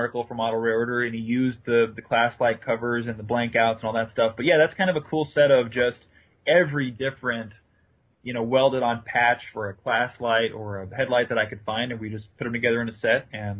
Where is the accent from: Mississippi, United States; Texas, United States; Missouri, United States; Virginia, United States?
Missouri, United States; Kansas City; I love Santa Fe and I grew up in Kansas City and blah, blah, blah, blah, you know.